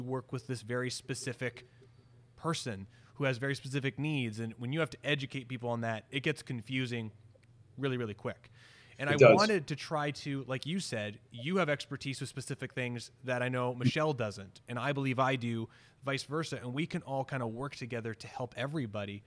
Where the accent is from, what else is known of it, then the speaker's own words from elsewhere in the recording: Canada; being Canadian